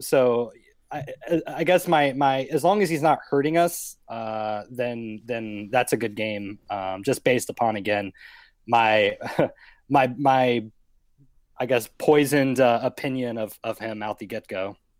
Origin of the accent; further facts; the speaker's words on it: Atlanta, Georgia, United States; moved away; I'm from Atlanta